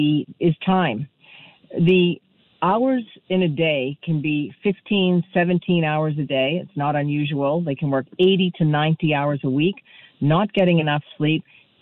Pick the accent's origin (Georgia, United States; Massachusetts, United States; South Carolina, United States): Massachusetts, United States; Boston; moved away; Boston, my hometown.